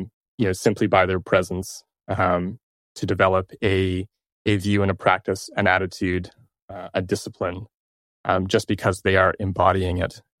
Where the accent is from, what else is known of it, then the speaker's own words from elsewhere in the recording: Toronto, Ontario, Canada; I'm from Toronto